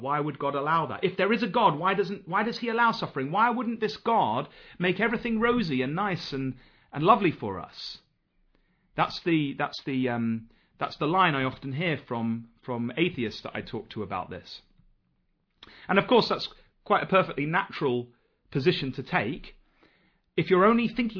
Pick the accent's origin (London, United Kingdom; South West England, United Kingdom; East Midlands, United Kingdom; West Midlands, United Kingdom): East Midlands, United Kingdom; Nottingham; I come from Nottingham